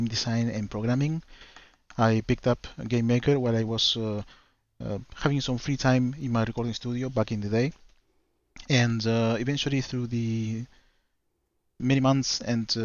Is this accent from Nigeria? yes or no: no; Argentina; I'm from Argentina